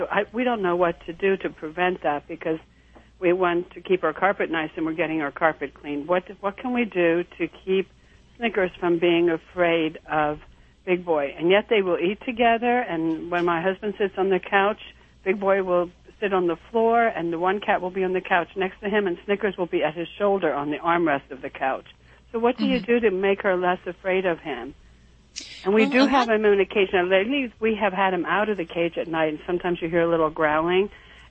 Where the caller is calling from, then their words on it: West Reading, Pennsylvania, United States; I'm calling from West Reading, Pennsylvania.